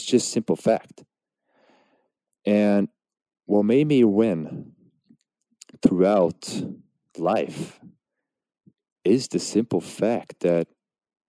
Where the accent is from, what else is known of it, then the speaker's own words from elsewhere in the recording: Norway; Now, obviously, I was born in Norway, but my parents came to Norway as refugees.